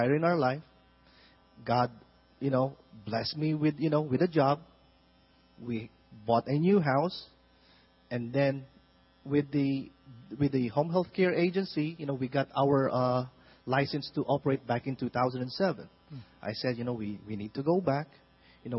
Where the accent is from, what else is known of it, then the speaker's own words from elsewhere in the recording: Philippines; moved away as an adult; originally we are from the Philippines.